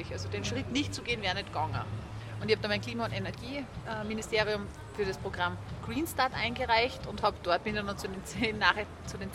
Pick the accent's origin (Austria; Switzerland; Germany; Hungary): Austria; die wir als Österreicher und Österreicherinnen kennen.